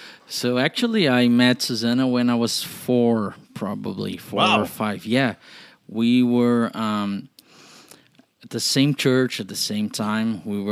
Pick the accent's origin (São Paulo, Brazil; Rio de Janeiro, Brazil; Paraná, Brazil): Paraná, Brazil; Curitiba; I'm 27 and I'm Brazilian. I'm from Curitiba, Paraná here.